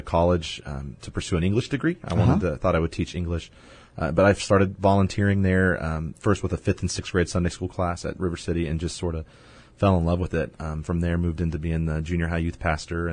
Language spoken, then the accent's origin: English; San Antonio, Texas, United States; I grew up in San Antonio, graduated from Madison High School here